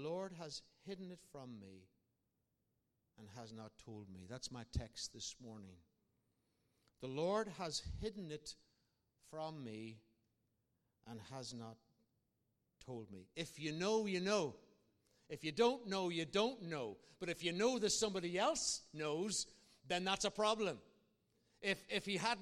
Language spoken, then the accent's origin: English; Ireland; I'm an Irishman.